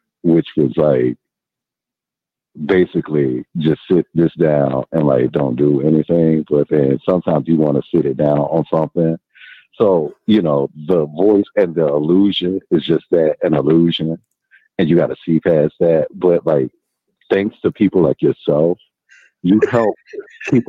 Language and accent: English; Atlanta, Georgia, United States; also born or lived in Bronx, New York; now in New York, United States; I'm actually in New York. I'm in the Bronx, but I'm originally from Atlanta